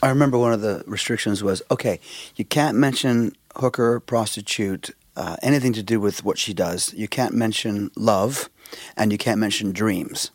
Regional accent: Vancouver, British Columbia, Canada; we're from Canada, and we're from Vancouver, Canada.

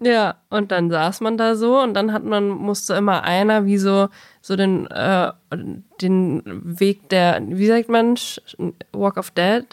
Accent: Bavaria, Germany; bayerisches Gymnasium

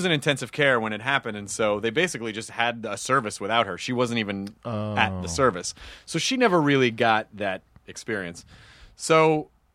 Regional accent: Memphis, Tennessee, United States; also born or lived in Louisville, Kentucky; we moved away when I was really, really young, and I grew up in Memphis

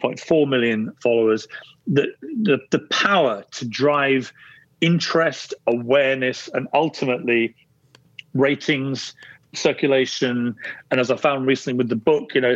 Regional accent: Guildford, South East England, United Kingdom; I was born in Guildford in Surrey, about an hour south of London.

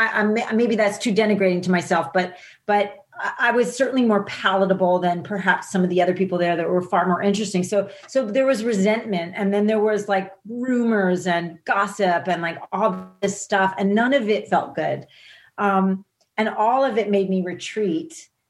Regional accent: New Jersey, United States; People I grew up with in New Jersey thought it was government hype, thought they were making it up, you know?

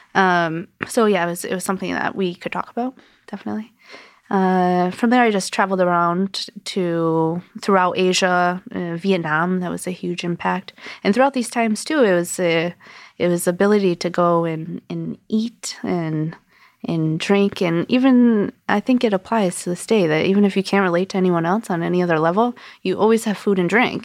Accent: Connecticut, United States; moved away as an adult; also born or lived in New York City / Brooklyn; now in New York, United States; I'm from Connecticut. I moved to New York in two thousand

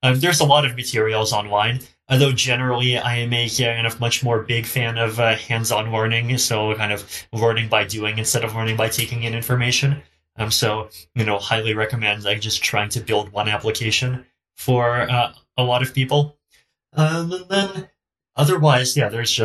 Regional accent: Canada; I'm Canadian

